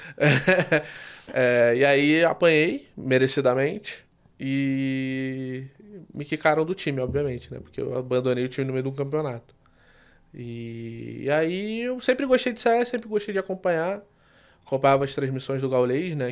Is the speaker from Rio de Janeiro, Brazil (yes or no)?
yes; Rio de Janeiro, Brazil; pelo sotaque, vocês já perceberam que eu sou do Rio